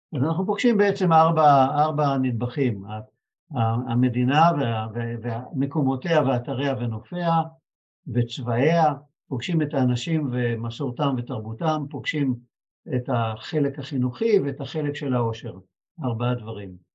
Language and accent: Hebrew; Israel; אני מישראל